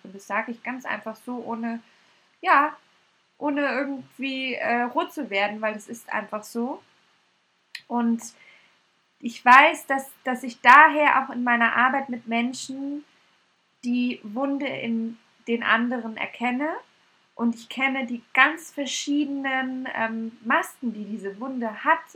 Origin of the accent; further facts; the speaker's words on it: Munich, Bavaria, Germany; in München, aber ich liebe sie abgöttisch und es ist meine Heimat